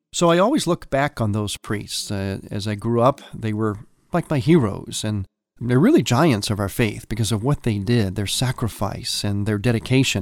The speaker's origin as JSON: {"language": "English", "country": "United States", "tie": "born or raised there", "said": "people like me, growing up in America"}